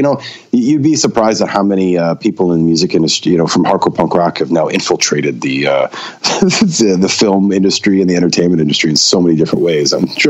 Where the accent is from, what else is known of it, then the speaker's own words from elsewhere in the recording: Maine, United States; Yeah, I was born and raised in Maine.